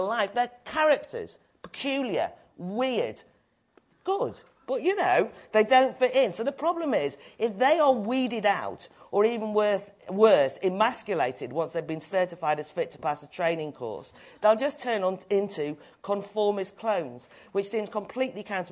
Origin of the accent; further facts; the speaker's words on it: North Wales, United Kingdom; now in London, United Kingdom; I'm from North Wales, small community, was parochial, interfering, narrow. I moved away to live in London